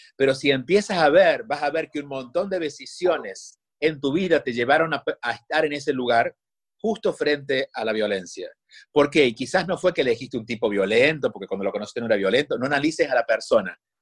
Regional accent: Argentina; Yo soy argentino

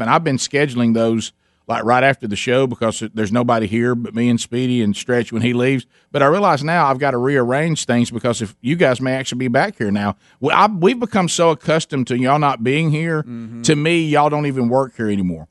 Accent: Birmingham, Alabama, United States; we we're from Birmingham

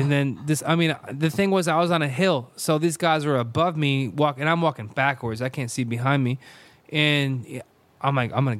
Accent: Manchester, Connecticut, United States; I'm from Manchester. He's from South Windsor. We never liked each other. Our towns, they hate each other.

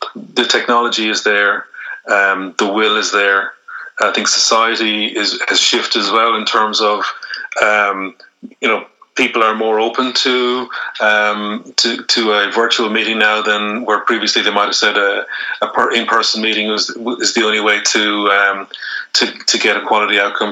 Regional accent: Ireland

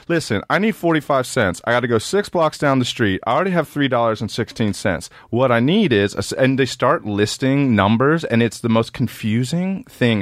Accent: Maryland, United States; moved away; I'm from Maryland, and when we were in high school, we would ride our bikes through the city

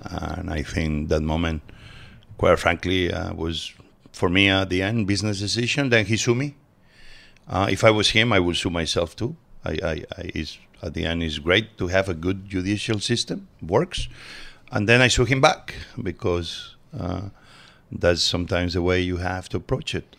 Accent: Barcelona, Catalonia, Spain; English is a second language; also born or lived in Mieres, Asturias, Spain; now in United States; I was born in Asturias, but we moved very early on to Barcelona

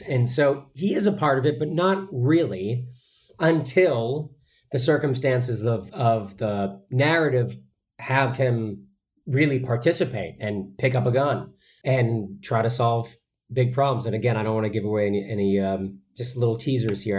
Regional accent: Boston, Massachusetts, United States; growing up in Boston

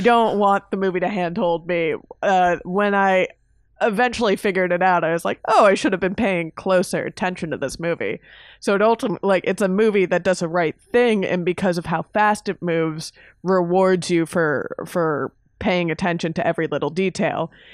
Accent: Miami, Florida, United States; growing up in Miami

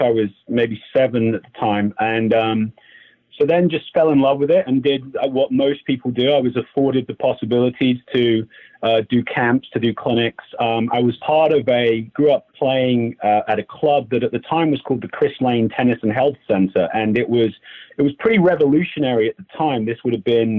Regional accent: England, United Kingdom; moved away; I played a lot of other sports growing up in England

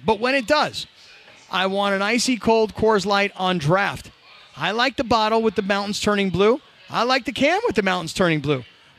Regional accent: East Coast, United States; now in Los Angeles, United States; Back east.

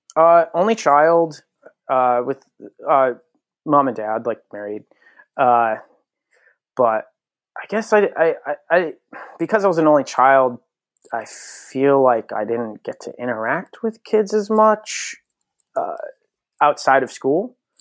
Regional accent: Connecticut, United States; born and raised in Connecticut.

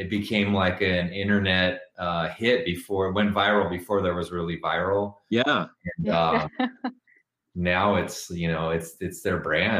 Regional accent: Los Angeles, California, United States; I grew up in Los Angeles

